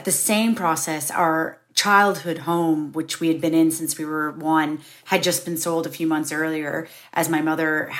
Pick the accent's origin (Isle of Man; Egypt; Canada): Canada; Kingston, Ontario; moved away as an adult; also born or lived in Toronto, Canada; now in Ireland; I'd left my hometown of Kingston, which is really small compared to Toronto.